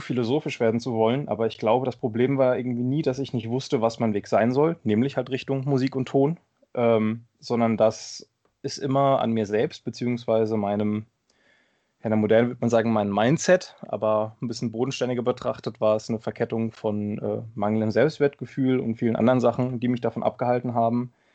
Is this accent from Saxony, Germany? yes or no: no; Limburg-Wiesbaden area, Hesse, Germany; moved away as an adult; now in Bad Orb, Germany; komme gebürtig äh, aus der Ecke Limburg-Wiesbaden